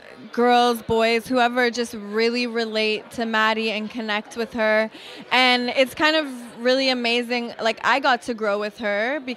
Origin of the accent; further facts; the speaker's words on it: Los Angeles, California, United States; growing up